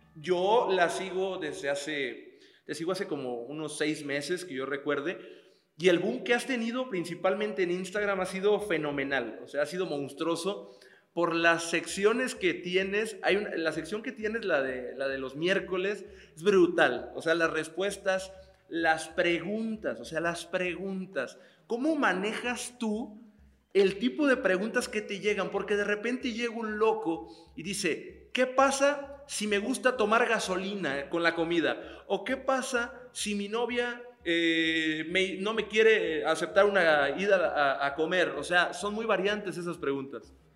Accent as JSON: {"language": "Spanish", "region": "Sinaloa", "country": "Mexico", "said": "sin ser de acá de, Guadalajara, yo también soy de Sinaloa"}